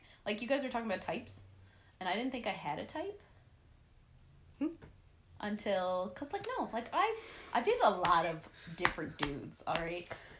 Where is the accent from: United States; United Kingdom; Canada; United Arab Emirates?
Canada; Torbay, Newfoundland and Labrador; accent: Newfoundland; I am from what they would consider town in Newfoundland